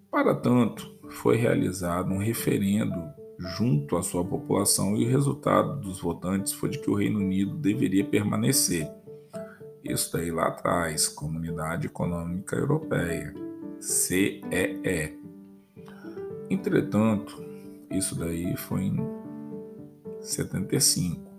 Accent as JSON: {"language": "Portuguese", "country": "Brazil"}